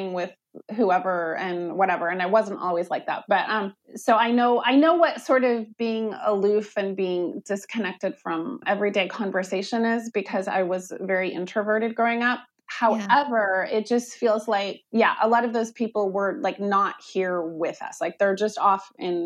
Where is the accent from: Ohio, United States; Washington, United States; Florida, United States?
Washington, United States; Olympia; moved away as an adult; also born or lived in Portland; I grew up in Olympia in the 90s.